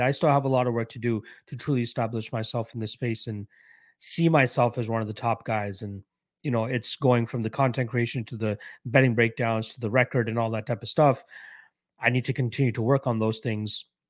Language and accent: English; Canada; I'm a Canadian myself